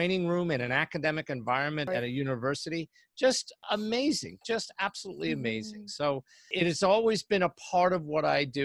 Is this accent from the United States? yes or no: yes; New York, United States; moved away; also born or lived in London, United Kingdom; I was raised just outside of New York City and lived there for many years.